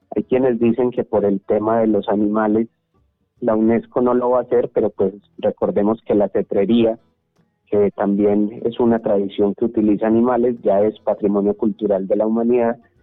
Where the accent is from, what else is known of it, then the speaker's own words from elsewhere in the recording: Antioquia, Colombia; accent: paisa antioqueño; nuestro lenguaje, con nuestra forma de hablar país antioqueña